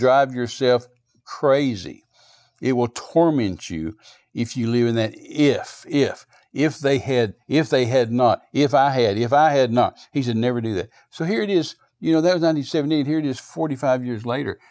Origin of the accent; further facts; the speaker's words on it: United States; moved away; also born or lived in New Zealand; When did I become an American